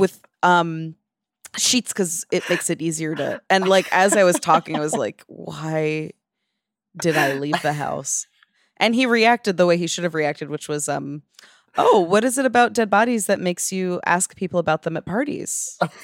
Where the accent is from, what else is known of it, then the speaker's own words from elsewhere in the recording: New York, United States; as a New Yorker